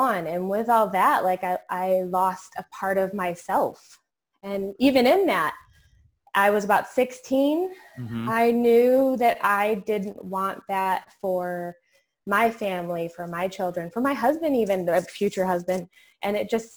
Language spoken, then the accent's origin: English; New York, United States; now in Virginia, United States; I'm actually from New York originally. I'm now here in Virginia